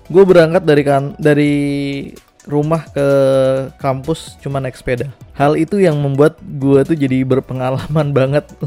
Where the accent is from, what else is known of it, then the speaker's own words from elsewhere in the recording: West Nusa Tenggara, Indonesia; yang ada di Lombok ya di Nusa Tenggara Barat karena gue besarnya di Lombok